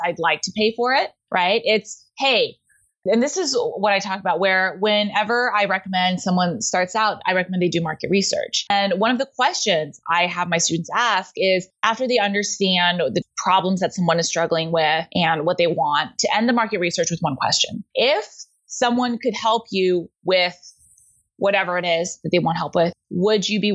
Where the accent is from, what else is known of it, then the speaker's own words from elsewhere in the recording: Houston, Texas, United States; I grew up in Houston, where aerospace is a big industry